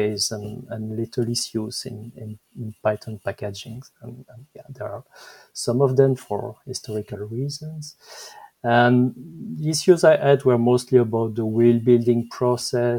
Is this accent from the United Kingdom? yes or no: no; Belgium; accent: French; English is a second language; I'm Belgian. Maybe my French accent is showing